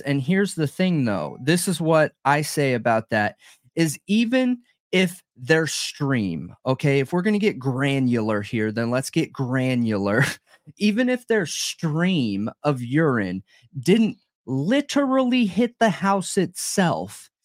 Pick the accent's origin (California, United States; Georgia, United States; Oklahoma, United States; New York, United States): California, United States; Southern; I grew up in Southern California